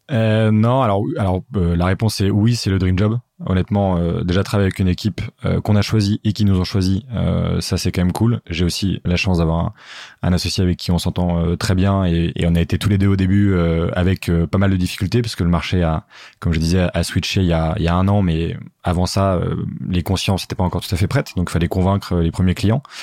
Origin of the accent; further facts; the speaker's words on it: Paris suburbs, Île-de-France, France; also born or lived in Geneva; j'ai grandi en banlieue parisienne